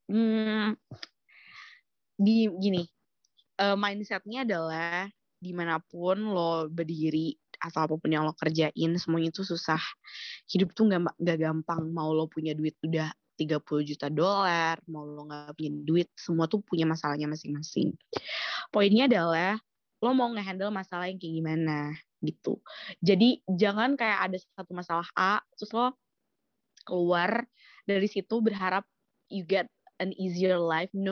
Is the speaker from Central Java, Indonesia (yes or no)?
no; Malang, East Java, Indonesia; aku juga dari Malang jadi kayak wah Malang tuh aku kayak I owe Malang so much gitu